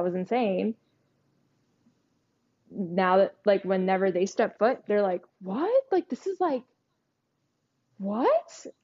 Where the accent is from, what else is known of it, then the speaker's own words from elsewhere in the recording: New York, United States; also born or lived in New Jersey; I was born and raised in New York